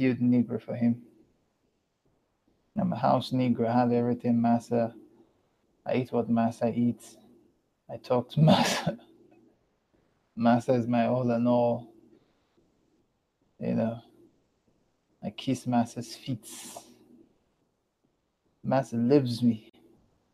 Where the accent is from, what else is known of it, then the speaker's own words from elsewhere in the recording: Lagos, Nigeria; accent: Southern African; I grew up in Lagos. Lagos is a beach state